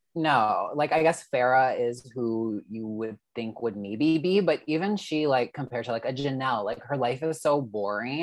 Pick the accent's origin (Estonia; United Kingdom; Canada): Canada; I'm Canadian